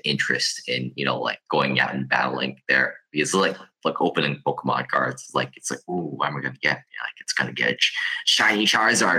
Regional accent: Hong Kong; I come from a place from Hong Kong

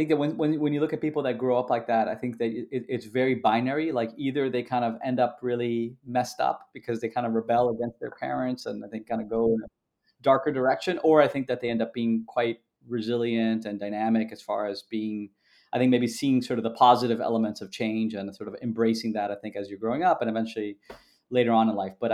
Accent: Canada; born there; also born or lived in Peru / Brazil / United States; you know I was born in Canada, lived in Canada, Peru, you know Brazil, obviously a bunch of times, always in in Brasilia, the capital um, in the in the U.S.

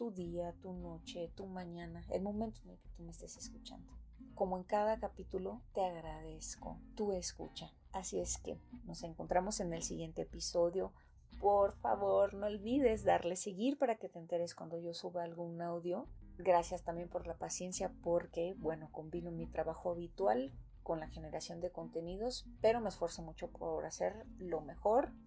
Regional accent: Mexico; somos mexicanos chingones.

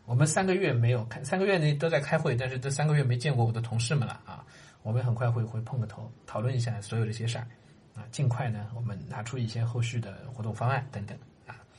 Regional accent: Shanghai, China; 我自己出生在上海

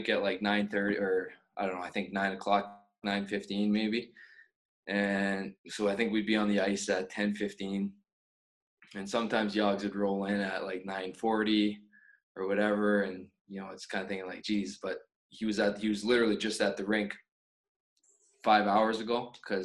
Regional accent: Winnipeg, Manitoba, Canada; moved away as an adult; growing up in Winnipeg

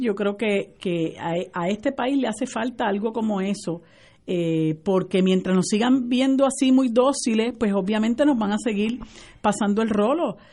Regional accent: Puerto Rico; nosotros los puertorriqueños

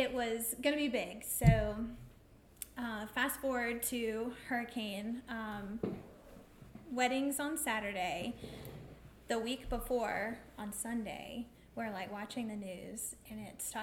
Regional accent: Southport, North Carolina, United States; we are from Southport

